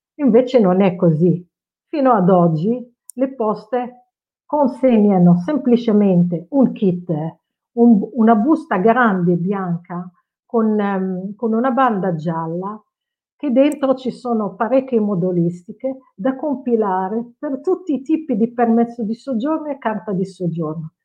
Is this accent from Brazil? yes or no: no; Casablanca, Casablanca-Settat, Morocco; Italian is a second language; now in Novi Ligure, Italy; il eh, mio paese d'origine è il Marocco, sono nata a Casablanca e sono circa 30 anni in Italia.